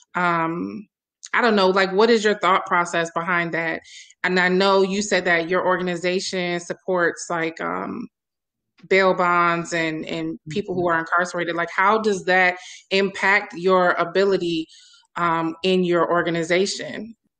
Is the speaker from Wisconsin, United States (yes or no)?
yes; Milwaukee, Wisconsin, United States; my hometown of Milwaukee, uh, Wisconsin